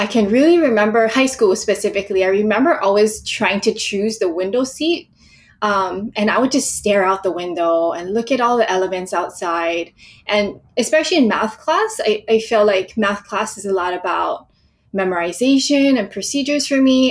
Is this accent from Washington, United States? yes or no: no; Hawaii, United States; I was born and raised in Hawaii, and I spent a lot of time near the ocean growing up